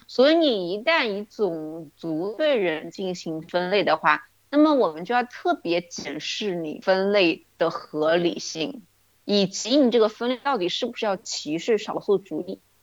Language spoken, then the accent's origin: Chinese; China; 我们中国人的说法嘛